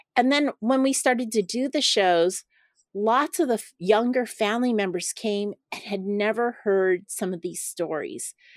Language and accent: English; Los Angeles, California, United States; I grew up in Chinatown, Los Angeles